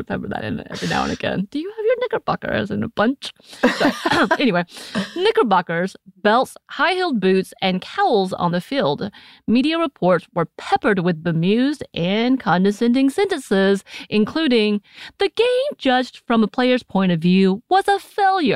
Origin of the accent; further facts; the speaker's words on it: United States; I'm still American